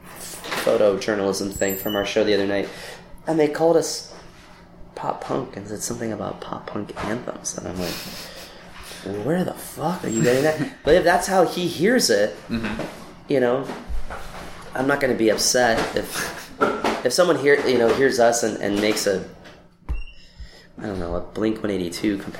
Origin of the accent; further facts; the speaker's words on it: Lancaster, Pennsylvania, United States; moved away as an adult; also born or lived in Washington, D.C. / New York; now in Los Angeles, United States; I was born and raised there. I left at 18